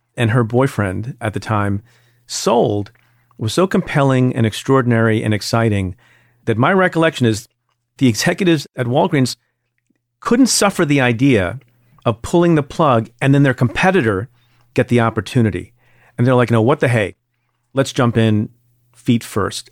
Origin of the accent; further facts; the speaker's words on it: New Jersey, United States; I grew up in Jersey